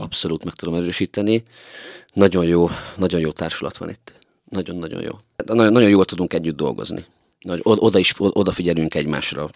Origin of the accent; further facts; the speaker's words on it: Tiszalök, Szabolcs-Szatmár-Bereg, Hungary; now in Miskolc, Hungary; én Tiszalonyban nőttem föl, egy Szabolcsi kisfaluban